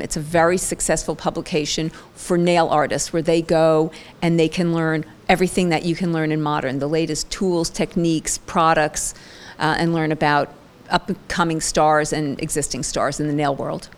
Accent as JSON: {"language": "English", "town": "Ridgewood", "region": "New Jersey", "country": "United States", "tie": "born or raised there", "also_born_or_lived": "Franklin Lakes, New Jersey / Boston, Massachusetts", "said": "I was born and raised in New Jersey, Franklin, Ridgewood, New Jersey"}